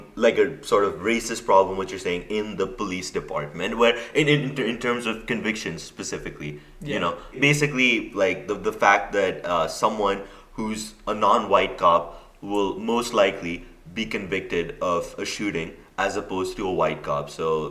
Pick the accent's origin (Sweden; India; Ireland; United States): India; now in United Kingdom; I currently study in the U.K. and I'm from India originally.